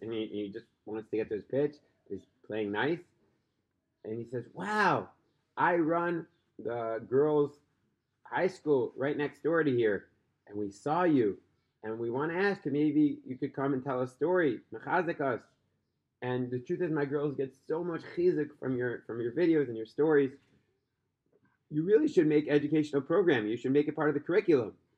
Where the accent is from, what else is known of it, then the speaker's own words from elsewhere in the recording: New York City, New York, United States; Brooklyn, my hometown